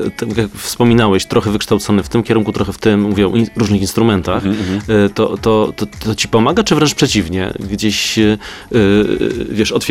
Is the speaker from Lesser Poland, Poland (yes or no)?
yes; Kraków, Lesser Poland, Poland; ja z Krakowa jestem